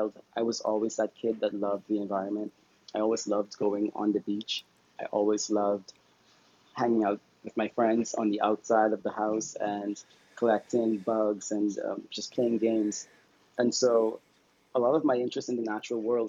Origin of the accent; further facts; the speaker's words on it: Bahamas; I am a conservationist from the Bahamas